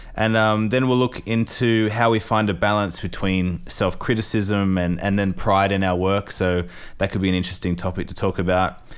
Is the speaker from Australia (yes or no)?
yes; Australia; also born or lived in England; now in Milan, Italy; I'm a Australian who lived in England for too long